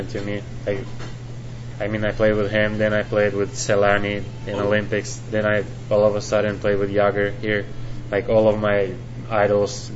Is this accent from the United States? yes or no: no; Finland; English is a second language; moved away; I grew up in Finland, but all my family is Russian